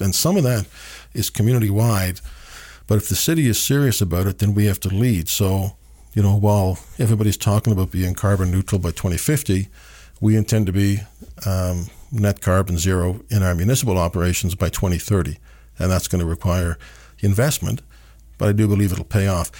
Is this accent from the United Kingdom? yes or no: no; Canada; as a Canadian